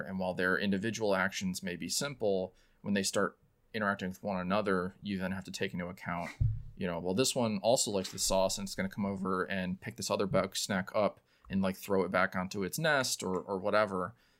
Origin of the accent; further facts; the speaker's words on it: Illinois, United States; now in Chicago, United States; I moved here in about 2009 for school, um, and have been here ever since